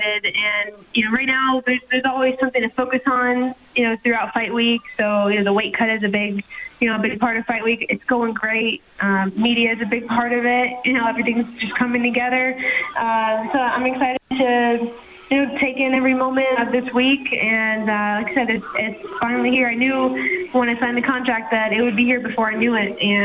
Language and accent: English; Southwest Florida, United States; also born or lived in Montreal, Canada / Orlando, Florida; I was born in Montreal. My family moved when I was young to Florida, so I was mostly raised in Florida, Southwest Florida, and I train right now out of Orlando